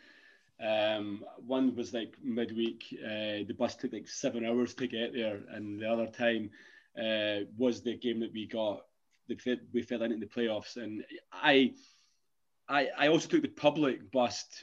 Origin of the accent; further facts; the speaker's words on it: Scotland, United Kingdom; I'm Scottish